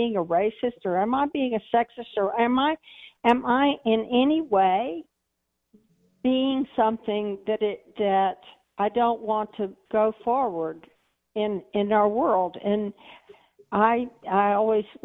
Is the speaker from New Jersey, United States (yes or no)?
no; Texas, United States; I'm a Texan